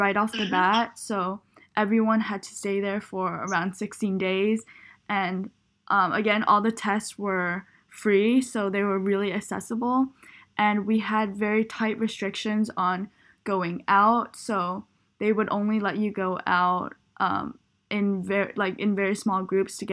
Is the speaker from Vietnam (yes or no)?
yes; Vietnam; I come from Vietnam